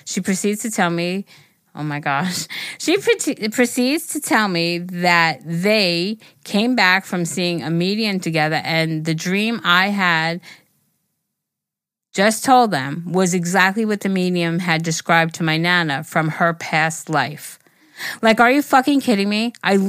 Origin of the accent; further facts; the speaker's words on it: California, United States; I'm from Northern California, the part where the redwood trees surrounding me.